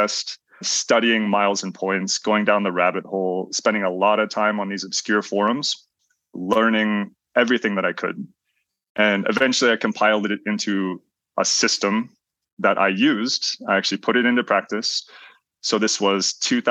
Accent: Nebraska, United States; moved away as an adult; also born or lived in North Dakota / Costa Rica; I grew up in Nebraska, small town, rural town in Nebraska

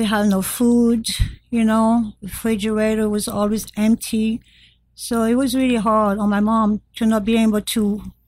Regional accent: France; English is a second language; moved away; I was born and raised in France

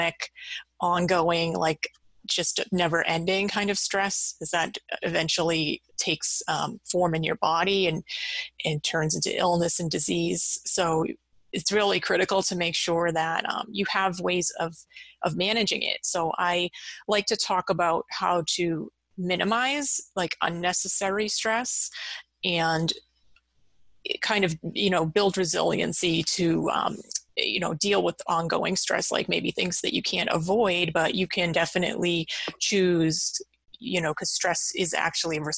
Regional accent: Massachusetts, United States; I've grown up in Massachusetts. I've lived here my whole life

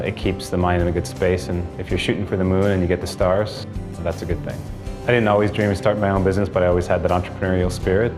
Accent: Winnipeg, Manitoba, Canada; also born or lived in Thunder Bay, Ontario; I was born in Thunder Bay, Ontario, um, and my mom and dad unfortunately split up when I was two years old, and uh, and my mom um, moved us to Winnipeg, and uh, uh, you know, growing up with a single mom

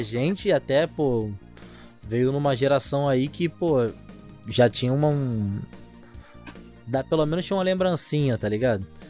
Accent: São Gonçalo, Rio de Janeiro, Brazil; Carioca, não sou carioca, não, tá ligado? Sou gonçalense

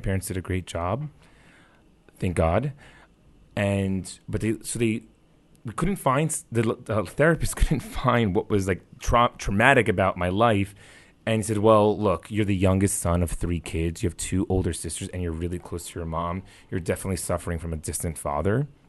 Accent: New York City, New York, United States; I grew up in the New York City area

